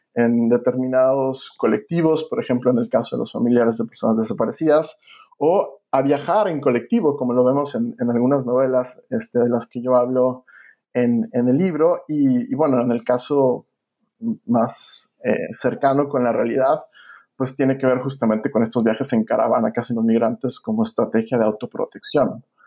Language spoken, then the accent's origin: Spanish; Mexico; now in United States; mi país